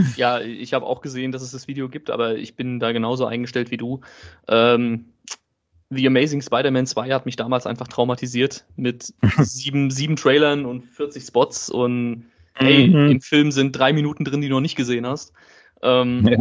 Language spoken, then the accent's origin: German; Germany; bei uns in Deutschland